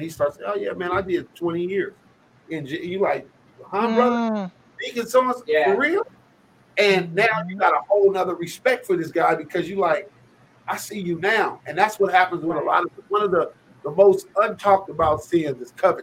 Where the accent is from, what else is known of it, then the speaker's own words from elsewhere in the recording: Los Angeles, California, United States; also born or lived in Pasadena; I grew up in Los Angeles, moved to Pasadena when my dad, my parents split, and I moved to Pasadena